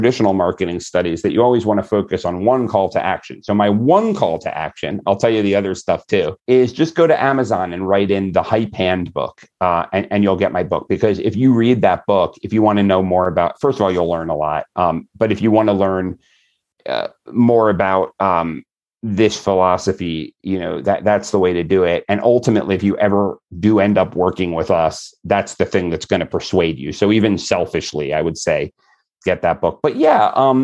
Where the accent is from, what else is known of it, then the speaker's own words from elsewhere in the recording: United States; I'm an American